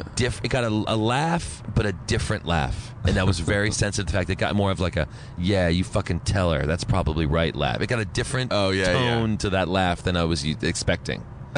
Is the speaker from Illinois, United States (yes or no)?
no; Princeton, New Jersey, United States; born or raised there; moved away as an adult; also born or lived in New York